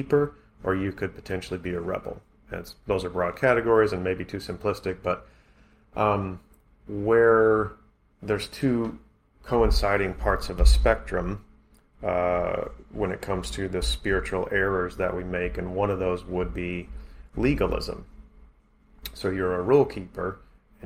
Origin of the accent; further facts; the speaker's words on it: United States; we grew up in America